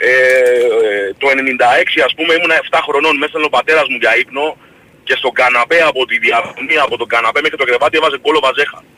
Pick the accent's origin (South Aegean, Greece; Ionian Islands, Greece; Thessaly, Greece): South Aegean, Greece; Rhodes; γιατί είμαι από τη Ρόδο, οπότε χρειάζεται να μετακινηθώ παραπάνω ας πούμε από τους υπόλοιπους.